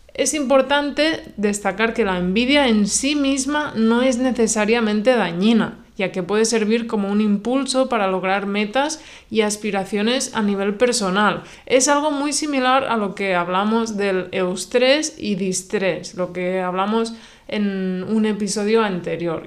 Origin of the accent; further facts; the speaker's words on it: Spain; La mayoría somos de España